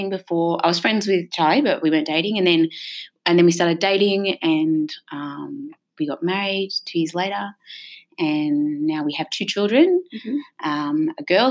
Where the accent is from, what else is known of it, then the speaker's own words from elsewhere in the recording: Blue Mountains, New South Wales, Australia; I grew up in the Blue Mountains, like you